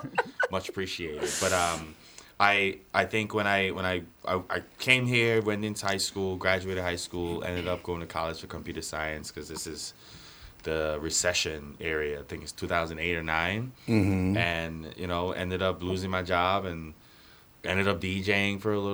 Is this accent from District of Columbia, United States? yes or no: no; Florida, United States; moved away; also born or lived in Chicago, Illinois; But you know what? I'm still happy I was raised in Florida to an extent.